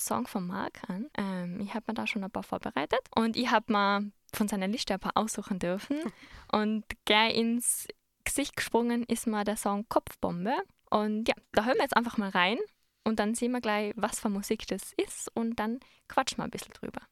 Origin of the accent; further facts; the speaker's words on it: Innsbruck, Tyrol, Austria; bei uns in Innsbruck